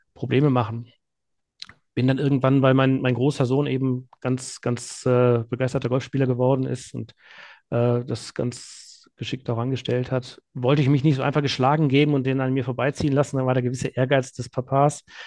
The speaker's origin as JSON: {"language": "German", "town": "Remscheid", "region": "North Rhine-Westphalia", "country": "Germany", "tie": "born or raised there", "also_born_or_lived": "Münster", "said": "in meine Heimatstadt in, in Remscheid"}